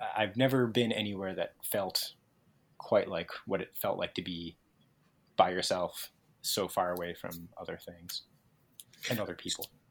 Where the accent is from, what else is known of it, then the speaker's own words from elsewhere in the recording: New England, United States; I'm from New England, so I'm used to kind of existing in a certain topographic situation, which is like hills